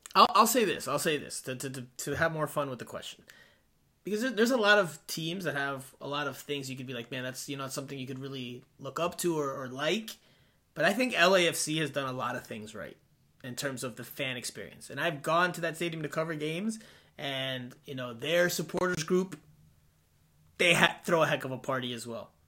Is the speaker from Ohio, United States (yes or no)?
no; South Florida, United States; also born or lived in New Jersey; I'm a South Florida guy